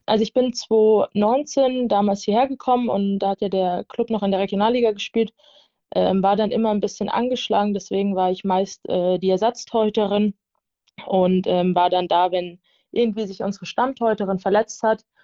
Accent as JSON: {"language": "German", "area": "near Darmstadt", "region": "Hesse", "country": "Germany", "moved": "yes", "lives_now": "Nuremberg, Germany", "said": "Ich komme ursprünglich aus der Nähe von Darmstadt, das ist in Hessen. Und ja, bin dann damals hierher gezogen"}